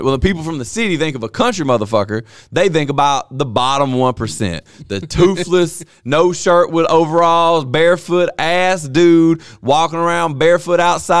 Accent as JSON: {"language": "English", "town": "Vernon", "country": "United States", "tie": "born or raised there", "said": "I'm from Vernon."}